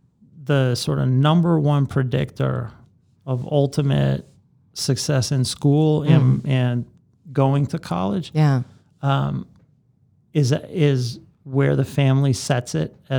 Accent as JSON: {"language": "English", "town": "Boston", "region": "Massachusetts", "country": "United States", "tie": "born or raised there", "said": "I grew up in Boston. I grew up in Roslindale"}